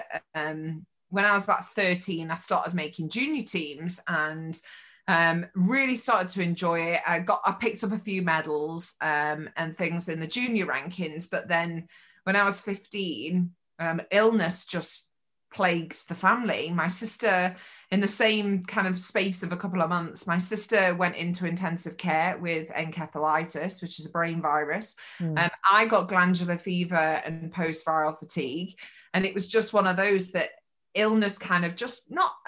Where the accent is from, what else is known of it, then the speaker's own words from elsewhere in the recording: Mansfield, East Midlands, United Kingdom; I'm just from Mansfield